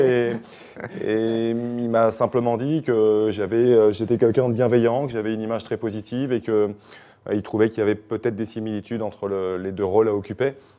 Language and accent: French; France; chez nous en France